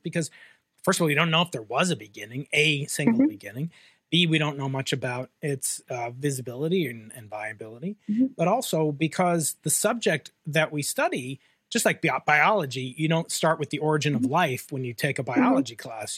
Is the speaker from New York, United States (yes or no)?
yes; New York, United States; moved away; personal Big Bang began uh, 50 years ago in New York uh, State